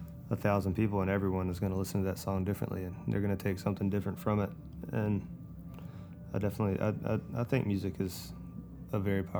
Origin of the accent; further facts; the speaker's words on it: Warren County, North Carolina, United States; I grew up in Warren County, North Carolina